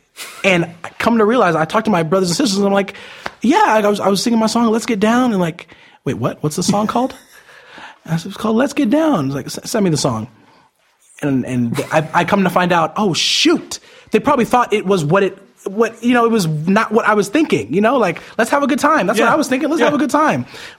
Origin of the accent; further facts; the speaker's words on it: Las Vegas, Nevada, United States; born there; also born or lived in Utah / Arizona / New York / California; I've moved around a lot my whole entire life. I was born in Las Vegas, moved to Utah, then Arizona, New York